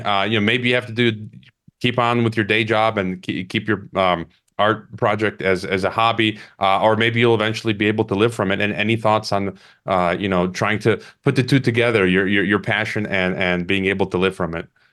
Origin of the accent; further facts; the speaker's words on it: Chicago, Illinois, United States; moved away; Chicago, my hometown